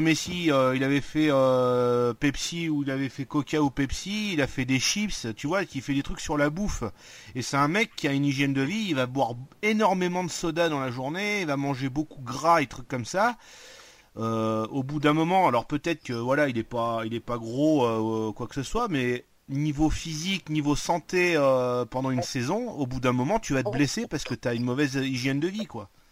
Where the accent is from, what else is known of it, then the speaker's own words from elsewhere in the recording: Marseille, Provence-Alpes-Côte d'Azur, France; je suis Marseillais